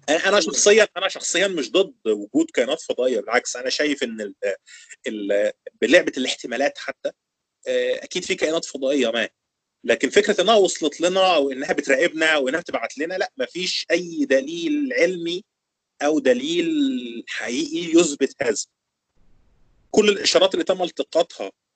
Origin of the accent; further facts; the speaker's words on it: Egypt; عندنا في مصر